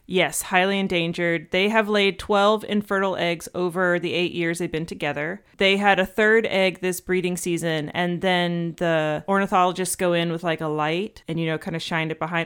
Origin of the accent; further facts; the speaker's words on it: Atlanta, Georgia, United States; Atlanta is kind of like my hometown